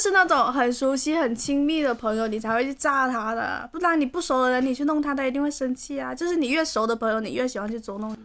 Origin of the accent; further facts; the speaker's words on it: Guangdong, China; 这里是气温二十一度的广州冬日分会场